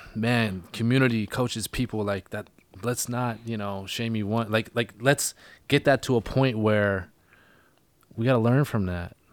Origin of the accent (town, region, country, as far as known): Vancouver Island, British Columbia, Canada; now in Vancouver, Canada